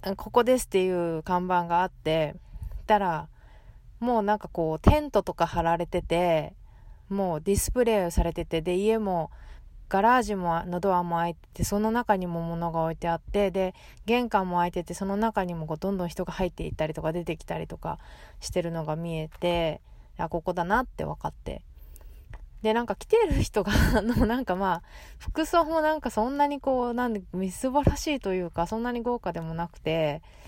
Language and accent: Japanese; Fukuoka, Japan; moved away; 私福岡出身ですけど